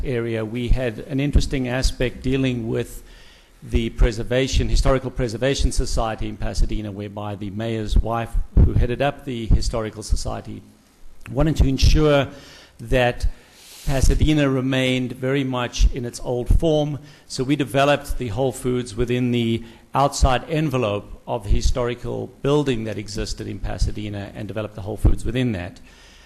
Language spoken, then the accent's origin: English; South Africa; moved away as an adult; now in Calabasas, United States; originally from South Africa, been here many, many years, 22 years, so now I'm just an American with a funny accent